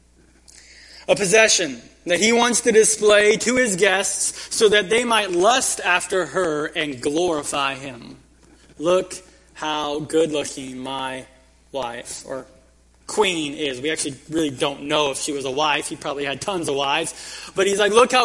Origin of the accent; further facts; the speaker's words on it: Kingsburg, California, United States; growing up in Kingsburg, there was this restaurant we'd go to as a family right by the railroad tracks